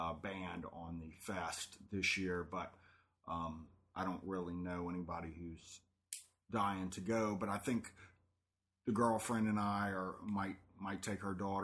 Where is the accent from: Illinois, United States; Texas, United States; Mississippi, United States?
Mississippi, United States; Gulfport; born or raised there